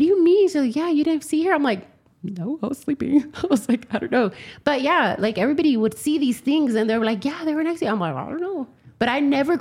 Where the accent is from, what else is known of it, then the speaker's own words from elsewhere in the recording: Yakima, Washington, United States; I'm originally from Yakima, Washington.